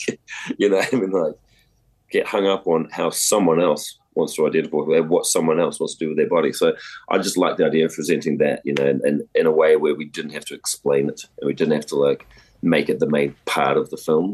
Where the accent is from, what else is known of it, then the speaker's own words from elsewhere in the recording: New Zealand; growing up around Fafafine in New Zealand